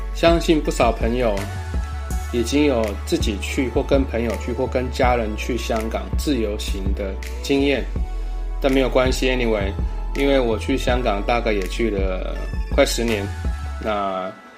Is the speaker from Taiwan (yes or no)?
yes; Taiwan; 有些字跟我们台语很像